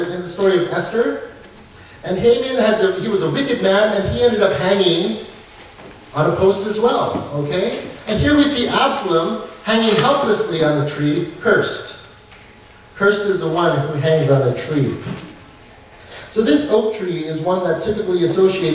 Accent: Canada; I believe that I am a Canadian, so I live as a Canadian

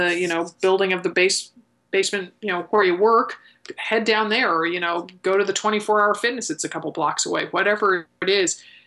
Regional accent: Connecticut, United States; I grew up in Connecticut

